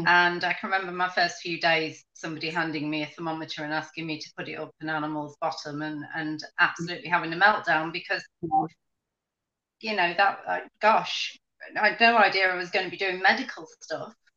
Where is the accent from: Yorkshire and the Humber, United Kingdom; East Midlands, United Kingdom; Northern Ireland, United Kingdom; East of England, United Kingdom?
Yorkshire and the Humber, United Kingdom; now in Grimsby, United Kingdom; I am from Yorkshire